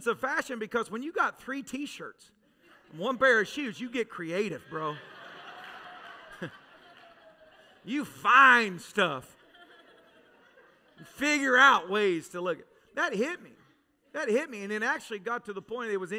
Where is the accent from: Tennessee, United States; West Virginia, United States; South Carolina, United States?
Tennessee, United States; moved away; I was raised in Tennessee.